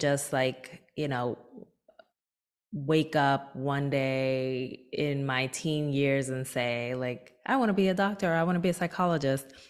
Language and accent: English; Newark, New Jersey, United States; my hometown of Newark, New Jersey